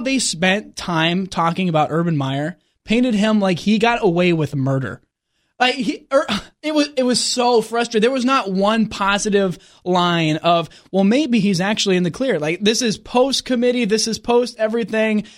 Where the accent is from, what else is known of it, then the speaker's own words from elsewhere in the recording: San Diego, California, United States; moved away; I grew up in San Diego